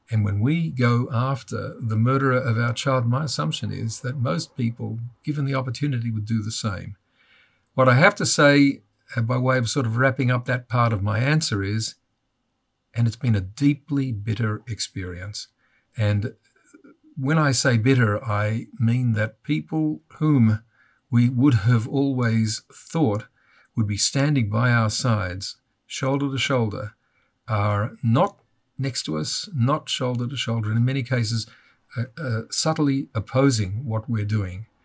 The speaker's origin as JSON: {"language": "English", "country": "Australia", "also_born_or_lived": "United States", "moved": "as an adult", "said": "I'm Australian, and anybody who's listening now will realise I'm not uh, from any part of the United States, though I lived in the United States after I finished law school."}